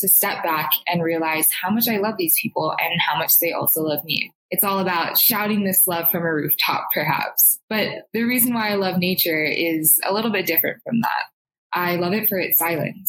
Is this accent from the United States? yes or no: yes; Hawaii, United States; moved away; I'm originally from Hawaii